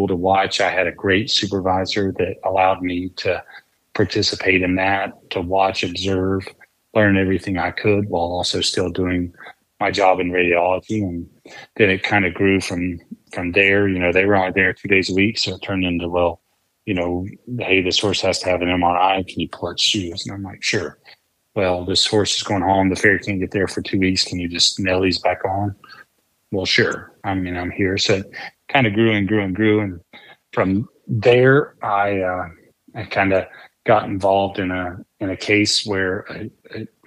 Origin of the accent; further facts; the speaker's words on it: North Carolina, United States; moved away as an adult; also born or lived in Northern Virginia; my home state of North Carolina